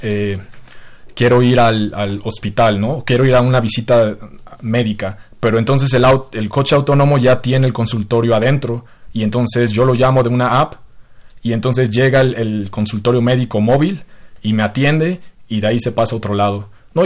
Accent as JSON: {"language": "Spanish", "country": "Mexico", "said": "como mexicano"}